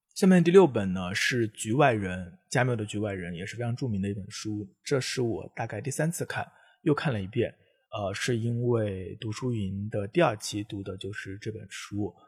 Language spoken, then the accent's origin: Chinese; China; 作为中国人